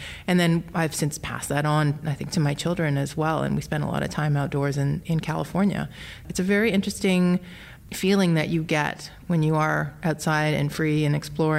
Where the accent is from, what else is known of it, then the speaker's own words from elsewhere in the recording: Alberta, Canada; So I grew up in Alberta, which is a province on the western side of Canada.